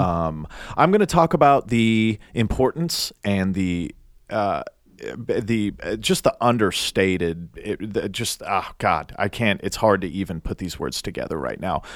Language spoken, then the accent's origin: English; Nashville, Tennessee, United States; I'm from Nashville